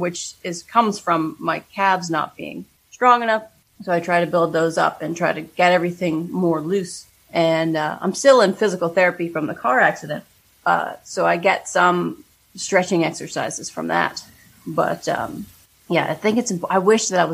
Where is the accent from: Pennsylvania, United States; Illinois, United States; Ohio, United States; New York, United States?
Pennsylvania, United States; Pittsburgh; moved away; I grew up on the East Coast, and in Pittsburgh